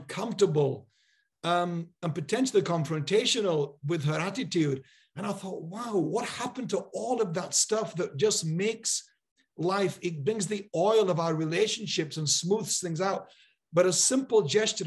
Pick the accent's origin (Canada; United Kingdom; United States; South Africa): United Kingdom; Yorkshire and the Humber; I grew up in Yorkshire in a real community